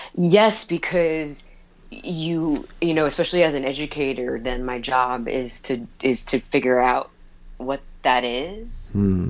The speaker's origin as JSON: {"language": "English", "town": "East Meadow", "region": "New York", "country": "United States", "tie": "born or raised there", "said": "I grew up on Long Island, um, uh, in East Meadow"}